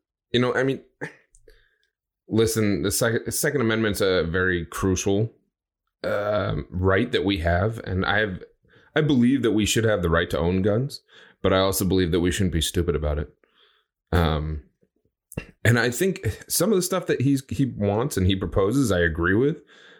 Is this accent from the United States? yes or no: yes; United States; I'm American, right?